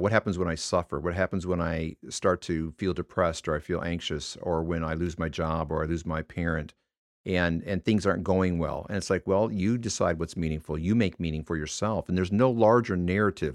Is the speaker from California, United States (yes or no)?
no; Michigan, United States; moved away; I was born and raised in Michigan